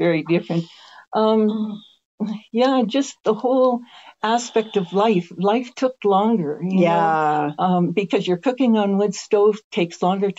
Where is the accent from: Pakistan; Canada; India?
Canada; I'm coming from Canada where we stay up late.